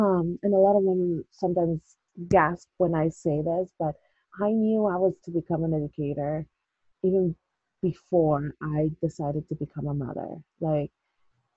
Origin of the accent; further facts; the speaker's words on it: El Salvador; English is a second language; moved away; also born or lived in Corbett, Oregon; I came from El Salvador and I was very much a city person.